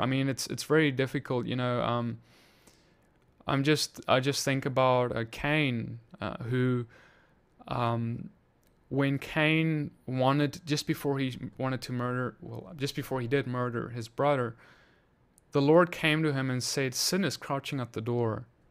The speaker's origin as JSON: {"language": "English", "country": "South Africa", "moved": "yes", "said": "I'm from South Africa too"}